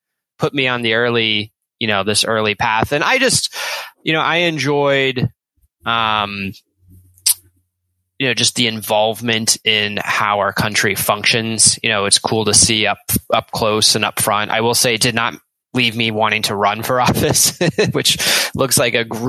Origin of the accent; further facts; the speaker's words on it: Richmond, Virginia, United States; I grew up in Richmond, Virginia